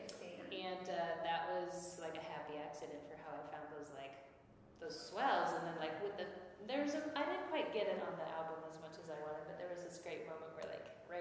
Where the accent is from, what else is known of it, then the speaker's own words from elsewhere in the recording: Minnesota, United States; I'm from Minnesota